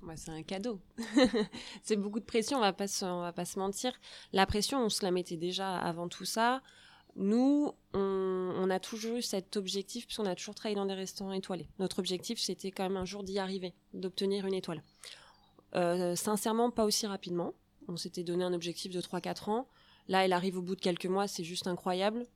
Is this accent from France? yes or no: yes; Charente, Nouvelle-Aquitaine, France; Il fallait qu'on revienne euh, chez nous en Charente